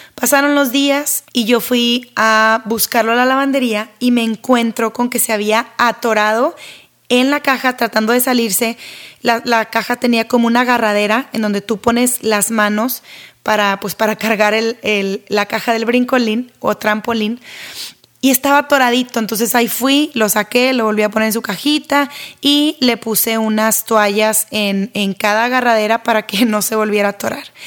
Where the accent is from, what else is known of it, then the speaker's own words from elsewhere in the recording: Monterrey, Nuevo León, Mexico; Yo soy de Monterrey, México